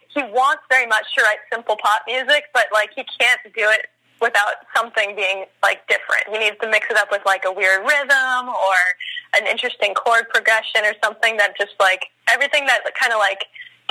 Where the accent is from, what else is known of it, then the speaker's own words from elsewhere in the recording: Oxnard, California, United States; moved away as an adult; now in San Francisco, United States; I'm actually originally from Oxnard, California, which is sort of near like Santa Barbara area. And I came up to San Francisco after high school to go to college